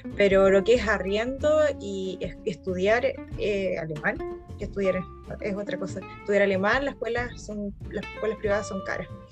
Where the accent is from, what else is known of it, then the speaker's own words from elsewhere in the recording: Concepción, Biobío, Chile; moved away as an adult; now in Frankfurt, Germany; yo soy de Concepción.